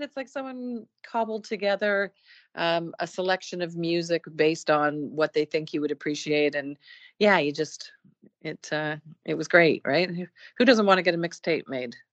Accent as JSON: {"language": "English", "town": "Burlington", "region": "Ontario", "country": "Canada", "tie": "born or raised there", "lives_now": "Toronto, Canada", "said": "I was born in Burlington, Ontario, which is a suburb of Toronto, where I lived uh, up until the age of about 18"}